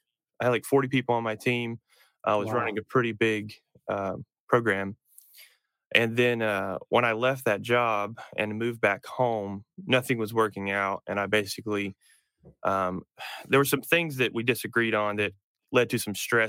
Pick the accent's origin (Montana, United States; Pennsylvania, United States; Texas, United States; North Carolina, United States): North Carolina, United States; moved away as an adult; also born or lived in upstate New York; I grew up in North Carolina, and then I went to college in South Carolina.